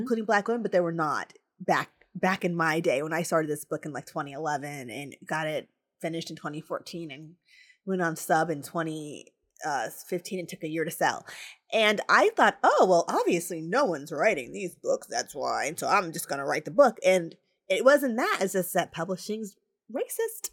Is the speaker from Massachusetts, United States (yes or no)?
no; New Jersey, United States; moved away as an adult; also born or lived in Tallahassee, Florida; I came from New Jersey